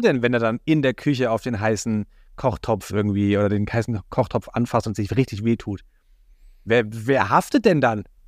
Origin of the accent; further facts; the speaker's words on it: Germany; als Deutscher und Kinderloser